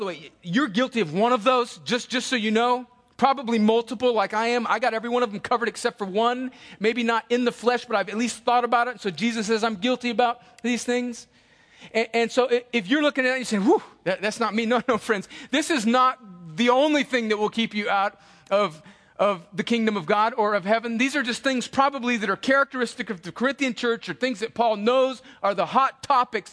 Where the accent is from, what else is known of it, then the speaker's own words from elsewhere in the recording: El Centro, California, United States; I would steal them off of nice cars in my hometown, and then I would take them to the bike rack at Desert Gardens Elementary and sell them